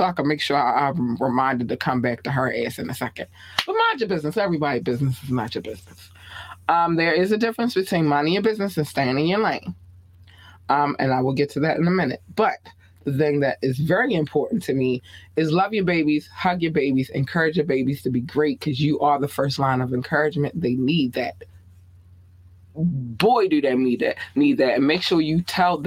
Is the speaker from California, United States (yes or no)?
no; Baltimore, Maryland, United States; accent: Baltimore; my Baltimore accent